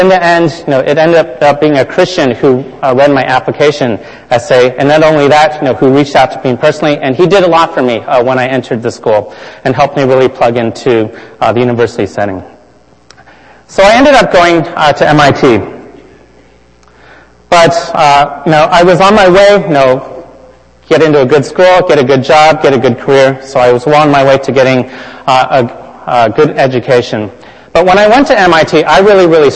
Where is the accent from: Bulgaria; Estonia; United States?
United States; California; I grew up in California